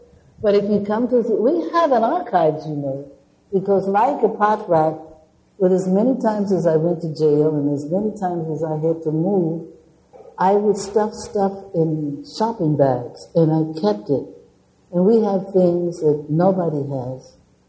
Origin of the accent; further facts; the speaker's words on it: Chicago, Illinois, United States; born there; moved away; I was born in Chicago, but I don't know anything about it. I have been here since 1950